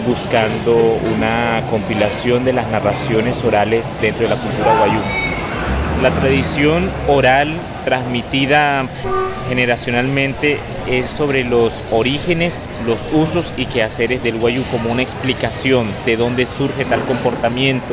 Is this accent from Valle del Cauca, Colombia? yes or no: no; Manaure, La Guajira, Colombia; En estos momentos estoy en Manaure, mi tierra natal